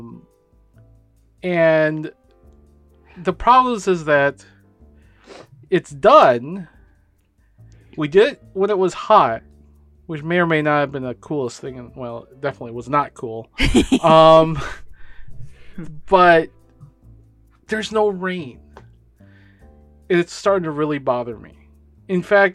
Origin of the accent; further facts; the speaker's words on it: Philippines; I'm brown, I'm Filipino